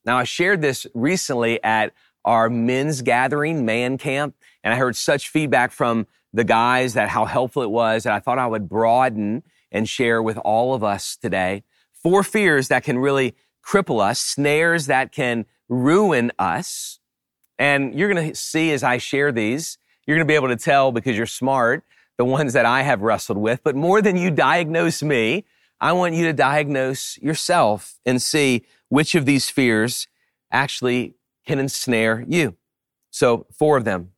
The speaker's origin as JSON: {"language": "English", "region": "Louisiana", "country": "United States", "tie": "born or raised there", "said": "When I was a kid, I grew up in Louisiana and we, we lived close to the bayou."}